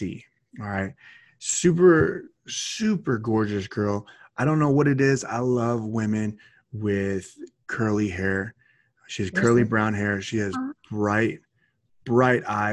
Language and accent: English; United States; my home state